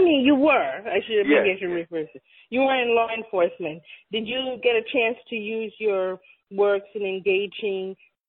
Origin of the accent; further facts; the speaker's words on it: Jamaica; As a Jamaican